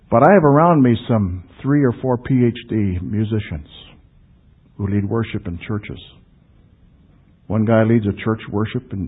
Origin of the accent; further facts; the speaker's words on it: Canada; the areas that I grew up in Canada